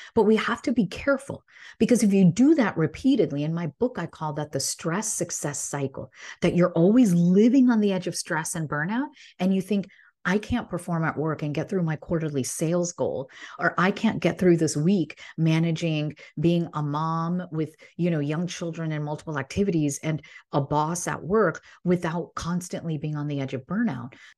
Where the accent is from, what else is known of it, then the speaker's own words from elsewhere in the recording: Illinois, United States; I grew up in Illinois